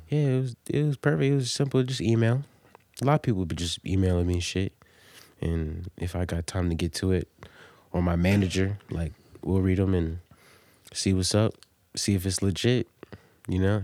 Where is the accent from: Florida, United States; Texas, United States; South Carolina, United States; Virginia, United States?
Virginia, United States; Norfolk; also born or lived in Delaware; I'm from Virginia, man. I'm from Norfolk. I was born in Norfolk